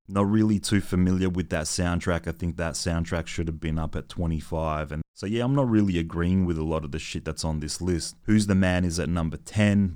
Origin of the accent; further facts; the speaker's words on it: Adelaide, South Australia, Australia; me growing up in Adelaide in the nineties